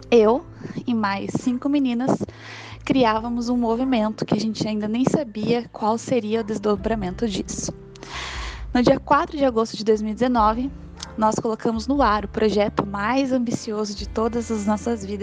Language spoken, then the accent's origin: Portuguese; Curitiba, Paraná, Brazil; tenho 24 anos, sou de Curitiba, Paraná